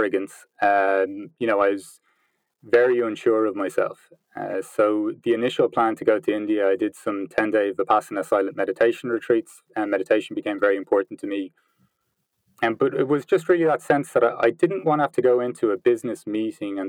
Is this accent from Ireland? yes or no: yes; Ireland; moved away as an adult; also born or lived in Vancouver / London / Peru; now in Berlin, Germany; as you can probably tell by the accent, I'm from Ireland, but I haven't lived in Ireland for 10 years. I spent the first 25 years of my life in Ireland